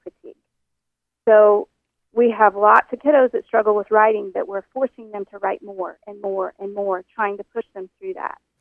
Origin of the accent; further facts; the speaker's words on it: Oklahoma, United States; moved away; I'm from Oklahoma originally, and all my people are, are from the South